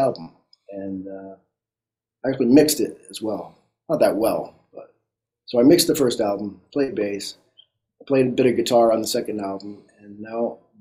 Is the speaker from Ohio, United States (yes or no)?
no; Boston, Massachusetts, United States; I grew up in Boston